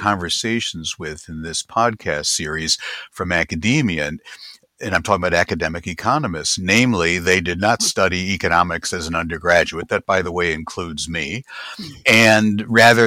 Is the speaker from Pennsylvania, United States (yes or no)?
no; Chicago, Illinois, United States; I grew up in Chicago